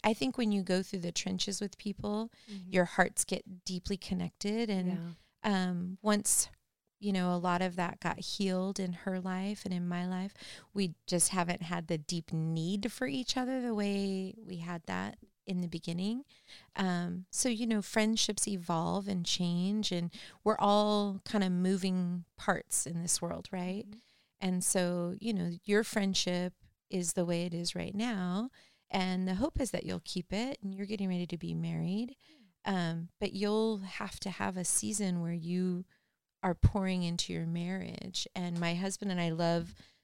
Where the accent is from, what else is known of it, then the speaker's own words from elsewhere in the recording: Norwalk, California, United States; I grew up in Norwalk